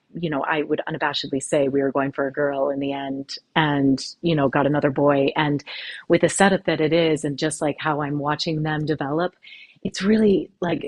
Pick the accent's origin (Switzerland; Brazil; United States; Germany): United States; Lake Superior, Wisconsin; moved away as an adult; also born or lived in Minnesota / Argentina / Gloucester; now in Ireland; I'm originally from Lake Superior, straddling two states that a friend of mine affectionately calls Minnesconsin. So we lived in Wisconsin and went to school in Minnesota.